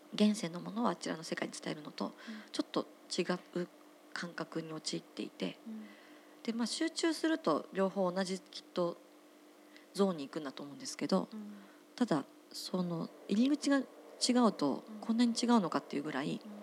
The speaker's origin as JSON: {"language": "Japanese", "area": "Otsuka", "region": "Tokyo", "country": "Japan", "tie": "born or raised there", "said": "私地元東京の大塚山手線は大塚なんですけど"}